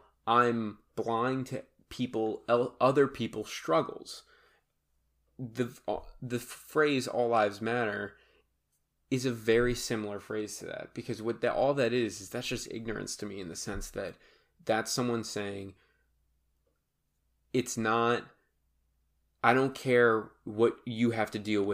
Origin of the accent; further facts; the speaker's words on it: Massachusetts, United States; I'm from Massachusetts